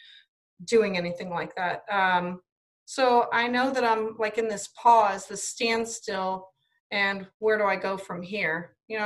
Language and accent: English; Ohio, United States; I'm from Ohio. So yeah, I'm in Ohio.